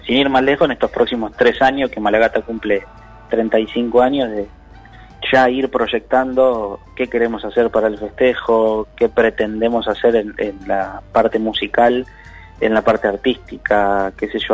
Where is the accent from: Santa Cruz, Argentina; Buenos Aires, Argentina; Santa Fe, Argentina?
Buenos Aires, Argentina; nosotros somos, somos de Bajo Flores